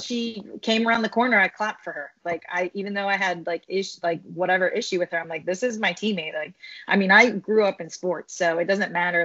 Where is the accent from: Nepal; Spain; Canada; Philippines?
Philippines; I'm Filipino